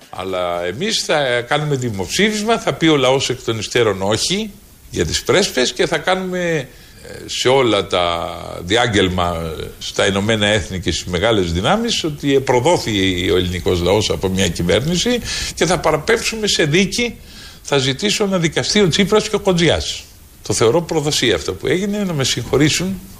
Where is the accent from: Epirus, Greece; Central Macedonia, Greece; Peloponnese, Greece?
Peloponnese, Greece; Messini; Εγώ είμαι από τη Μεσίνη, δεν είμαι Μακεδόνα.